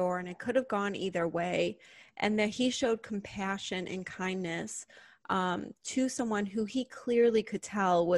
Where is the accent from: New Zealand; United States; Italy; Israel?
United States; North Shore of Chicago, Illinois; I grew up on the North Shore of Chicago with great resources and access